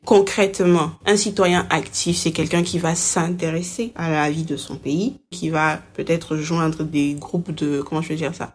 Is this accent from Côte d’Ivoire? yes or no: yes; Côte d’Ivoire; Je suis ivoirienne, mais je ne suis pas citoyenne.